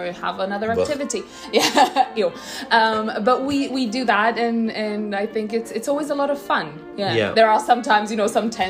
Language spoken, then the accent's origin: English; Croatia; I'm from Croatia.